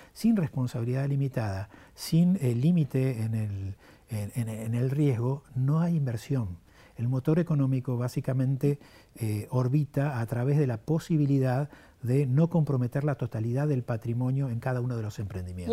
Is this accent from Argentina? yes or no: yes; Argentina